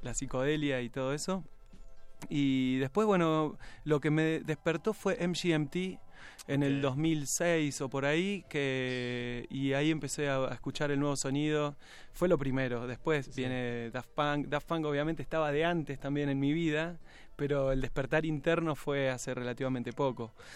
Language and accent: Spanish; Salto, Buenos Aires Province, Argentina; moved away as an adult; now in Buenos Aires, Argentina; Yo vivo en, Buenos Aires, pero soy de Salto. Nací en Salto y vivo en Buenos Aires hace como 17 años